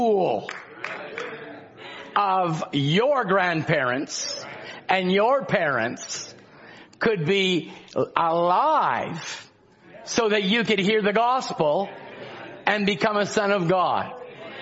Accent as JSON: {"language": "English", "region": "Scotland", "country": "United Kingdom", "said": "I'm Scottish"}